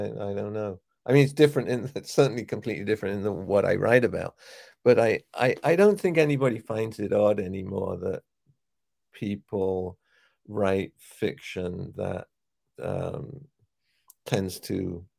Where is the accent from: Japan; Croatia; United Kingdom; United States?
United Kingdom; England; accent: English; moved away; When I moved from England to New York, I felt, okay, you're Jewish, so what does it matter?